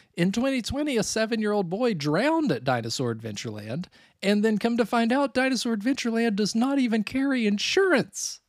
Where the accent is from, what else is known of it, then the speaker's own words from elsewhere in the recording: Gatlinburg, Tennessee, United States; also born or lived in San Francisco; now in Chicago, United States; growing up near Gatlinburg